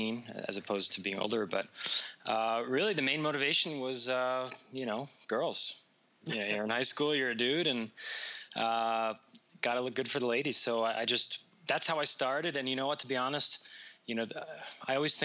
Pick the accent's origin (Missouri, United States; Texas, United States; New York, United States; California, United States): New York, United States; now in Las Vegas, United States; I'm originally from New York